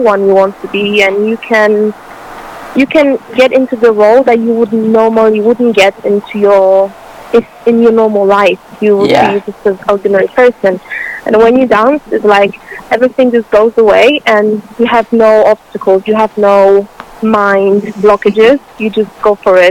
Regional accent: Poland; moved away as an adult; now in London, United Kingdom; I'm from Poland

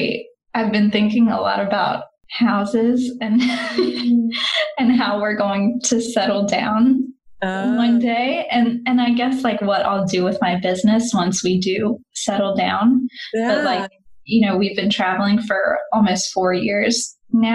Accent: West Virginia, United States; moved away as an adult; also born or lived in Australia / Denmark / France; now in Portugal; We're from West Virginia, very small towns, very rural country

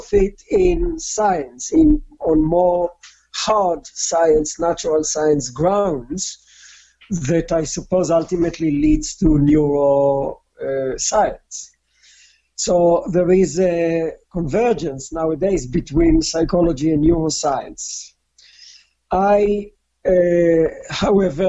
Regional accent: Israel; moved away as an adult; also born or lived in Newcastle; I was born in Israel in a communal settlement called Kibbutz, born and raised

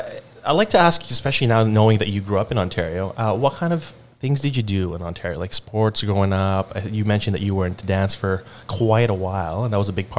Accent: Philippines; I mean, I grew up in the Philippines, but I kind of lived always in the city for the most part.

